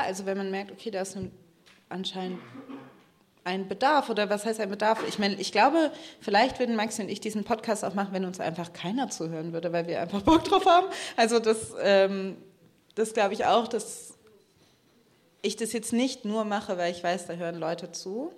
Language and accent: German; Germany; first language English and German (bilingual); meine Mutter kommt aus den USA, das heißt, ich bin zweisprachig aufgewachsen. Ich habe mit meiner Oma, die auch hier in ähm, Deutschland gelebt hat